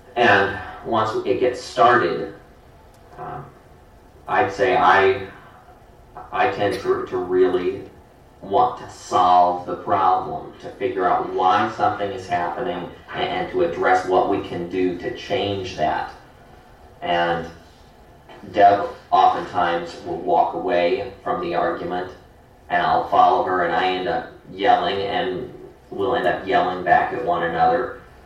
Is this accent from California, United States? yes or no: no; Hamilton, Ohio, United States; now in Lafayette, United States; I grew up in Hamilton, Ohio, and uh, that's uh, kind of near the Cincinnati area